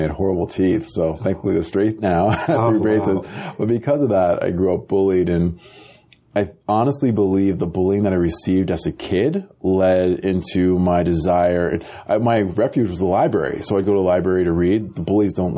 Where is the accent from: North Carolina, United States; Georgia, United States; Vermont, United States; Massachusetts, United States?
Massachusetts, United States; Amherst; born or raised there; now in Los Angeles, United States